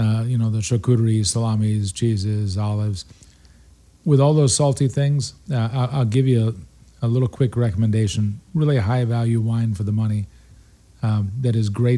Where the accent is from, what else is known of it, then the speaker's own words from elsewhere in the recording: Buffalo, New York, United States; And since I'm from Buffalo, we did everything in blue cheese.